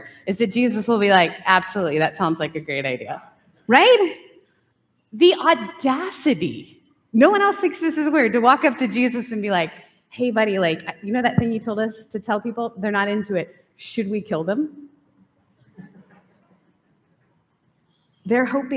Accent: Canada; also born or lived in Southern United States; now in California, United States; grew up in Canada, moved to the South, then moved to California.

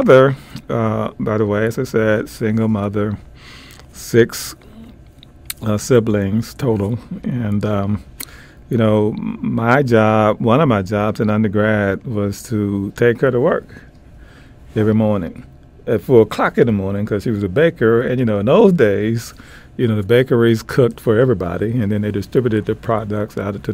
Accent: Memphis, Tennessee, United States; growing up in Memphis, Tennessee

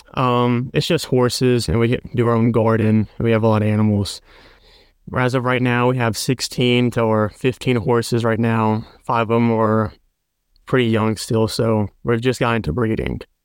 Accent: Perkinston, Mississippi, United States; I'm from Mississippi. It's near the coast in a town called Perkinston.

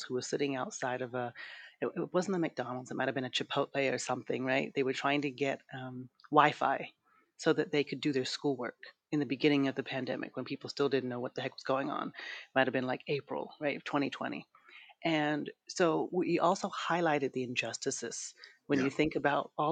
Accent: London, United Kingdom; accent: British; also born or lived in Brooklyn, New York, United States; now in Los Angeles, United States; I grew up in London. I was like always one of the like two black people in my school. And then I moved from London to Brooklyn, New York

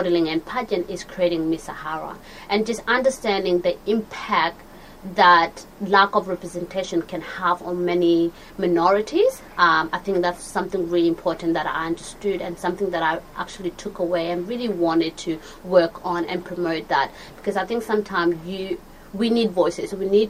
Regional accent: Australia; Growing up in Australia

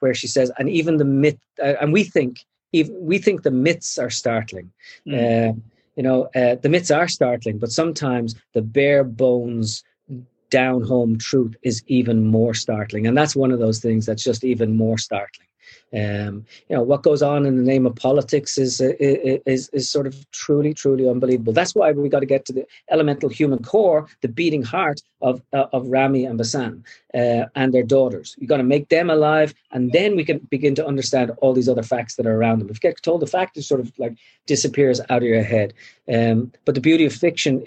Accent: Ireland; now in United States; I feel entirely Irish.

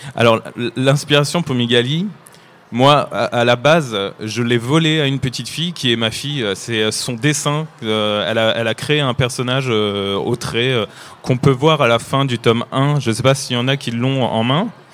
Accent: France; accent: French (not Québécois); also born or lived in Nantes; comme vous pouvez l'entendre à mon accent, je ne suis pas québécois, mais je suis français et j'habite à Nantes

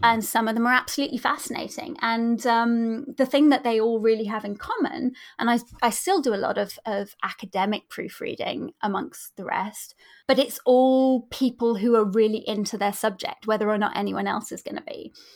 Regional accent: near the New Forest, Hampshire, South East England, United Kingdom; I grew up near the New Forest, um, in Hampshire.

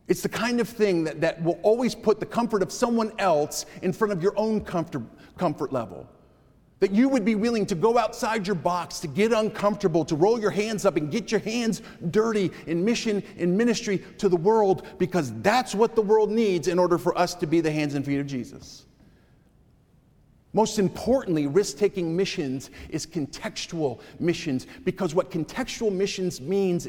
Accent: Connecticut, United States; moved away; I was back in my home state of Connecticut

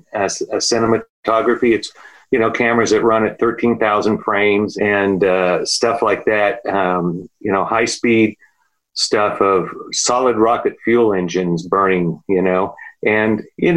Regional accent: Whittier, California, United States; also born or lived in San Diego; I grew up in Whittier, California.

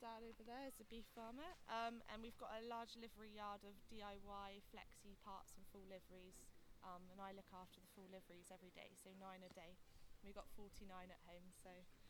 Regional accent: Plymouth, South West England, United Kingdom; I'm from Plymouth.

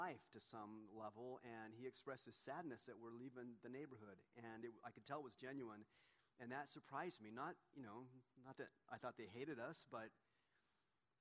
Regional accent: Southern California, United States; the same church that Donna and I grew up in down in Southern California

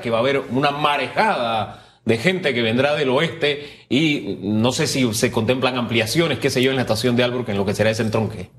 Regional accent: San Miguelito, Panama; Yo me crié en el Valle de San Isidro, en calle E ahí detrás de la boca del lobo

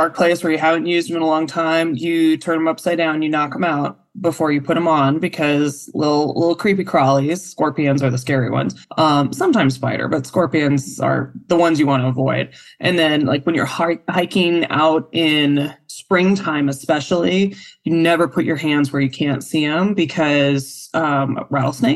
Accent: Arizona, United States; now in Las Vegas, United States; I grew up in Arizona

